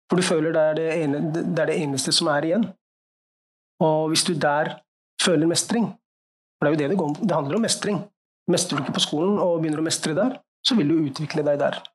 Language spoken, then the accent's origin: Norwegian; Norway; så jeg tenkte jeg nå er det på tide å